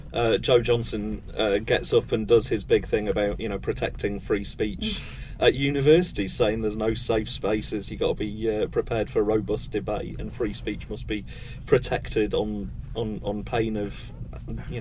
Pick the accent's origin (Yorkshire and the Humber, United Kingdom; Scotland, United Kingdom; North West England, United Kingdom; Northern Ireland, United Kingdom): Yorkshire and the Humber, United Kingdom; Sheffield; I'm from Sheffield